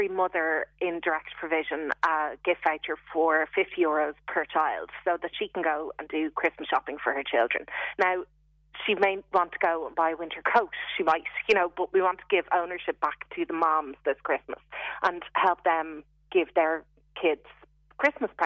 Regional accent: Dublin, Leinster, Ireland; now in Cork, Ireland; I'm from Dublin and I'm going to live in Cork until

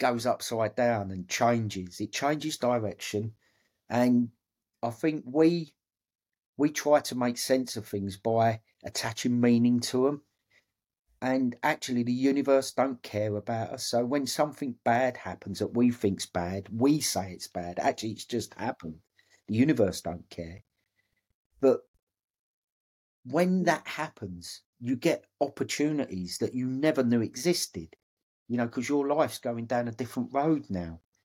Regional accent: Dagenham, London, United Kingdom; I was bought, born and brought up in Dagenham.

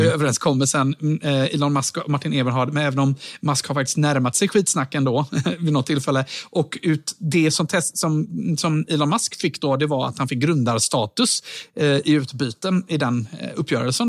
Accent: Sweden; jag då som svensk

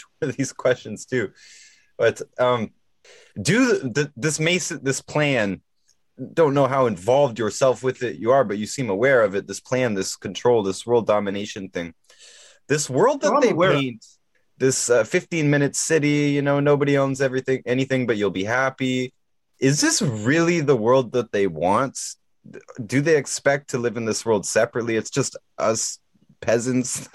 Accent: Canada; I'm Canadian

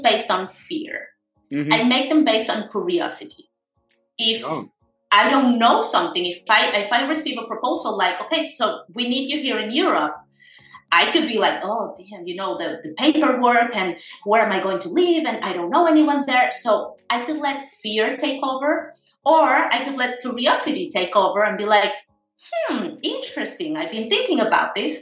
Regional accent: Caracas, Capital District, Venezuela; moved away as an adult; also born or lived in Buenos Aires, Argentina; now in Spain; So I was born in Venezuela, in Caracas, 42 years ago.

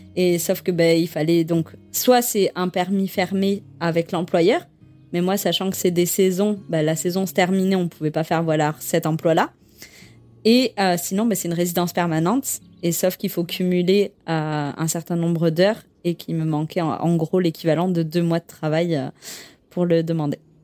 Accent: France; moved away as an adult; also born or lived in Quebec City / Yukon; je suis française

